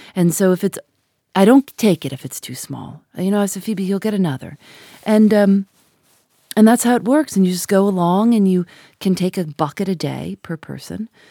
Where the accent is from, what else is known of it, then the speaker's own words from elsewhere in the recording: Chicago, Illinois, United States; I grew up in Chicago